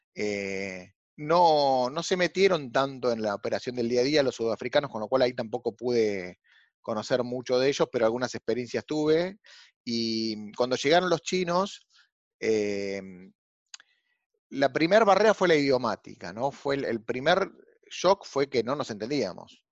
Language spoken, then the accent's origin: Spanish; Argentina; vengo de, como muchos argentinos, de una familia eh, con, orígenes españoles e italianos